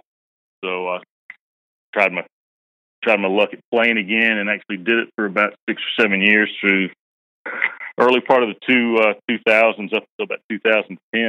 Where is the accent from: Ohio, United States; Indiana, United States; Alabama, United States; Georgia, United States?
Georgia, United States; Augusta; also born or lived in Baton Rouge, Louisiana; I was born and raised in Augusta